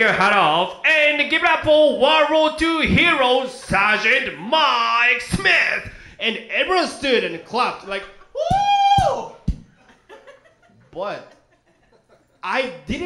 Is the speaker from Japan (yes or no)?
yes; Japan; English is a second language; now in United States; I came all the way from Japan